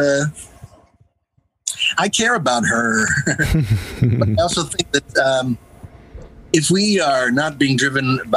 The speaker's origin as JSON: {"language": "English", "region": "Northern New Jersey", "country": "United States", "tie": "born or raised there", "said": "I grew up in New Jersey, Northern New Jersey, right outside of Manhattan"}